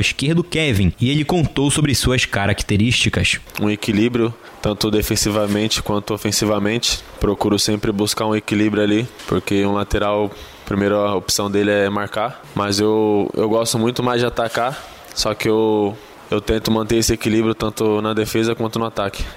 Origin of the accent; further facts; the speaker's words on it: Osasco, São Paulo, Brazil; also born or lived in Belo Horizonte, Brazil; now in Belém, Brazil; eu comecei em Osasco mesmo, da onde eu, da onde eu fui criado, da onde eu nasci